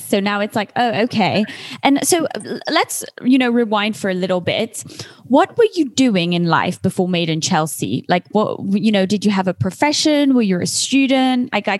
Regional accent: Geneva, Switzerland; also born or lived in London; I've been in London a lot of my life, most of my life, but I'm from Geneva. And now, you know, I've moved all across the world.

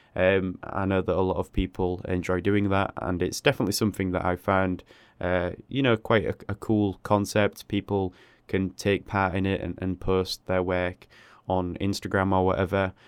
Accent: England, United Kingdom; I live in a, a small city in England

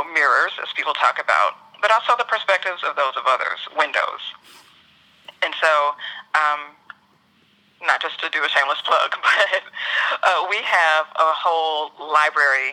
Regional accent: the South, United States; I'm also a Southerner

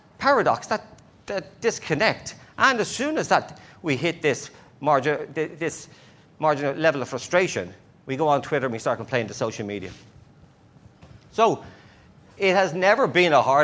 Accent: Ireland; accent: Irish; my Irish accent

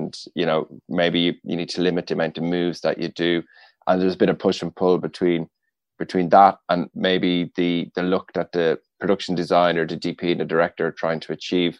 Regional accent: Rathangan, Leinster, Ireland; I'm from Kildare, from a town called Rathangan in Kildare.

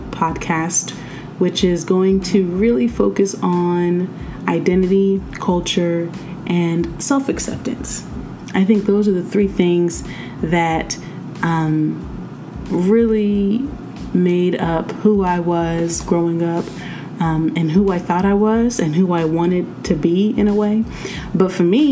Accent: United States; I was born in America

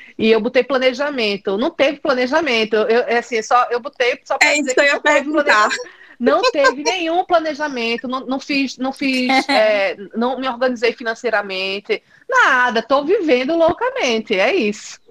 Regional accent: Recife, Pernambuco, Brazil; moved away as an adult; eu tô aqui há um mês mês e meio e morro de saudade de Recife

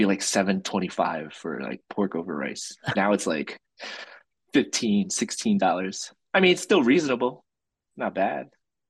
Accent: Philadelphia, Pennsylvania, United States; I grew up in South Philly, so like, my family immigrated there in 96, and I was like the only like Filipino kid growing up with Italians and Irish kids

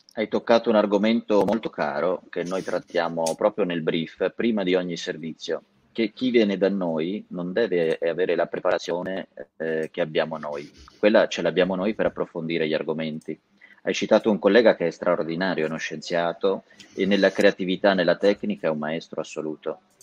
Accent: Castelmartini, Tuscany, Italy; born or raised there; now in Lombardy, Italy

